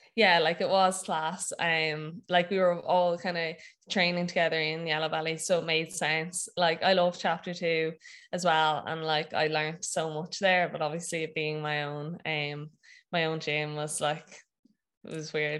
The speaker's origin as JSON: {"language": "English", "town": "Wexford", "region": "Leinster", "country": "Ireland", "also_born_or_lived": "Maynooth / Dublin", "said": "I'm from Wexford"}